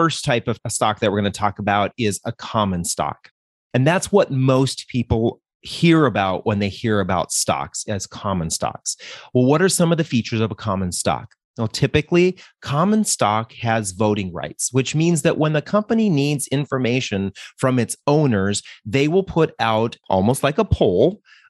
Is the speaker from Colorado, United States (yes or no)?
yes; Denver, Colorado, United States; We're from Denver.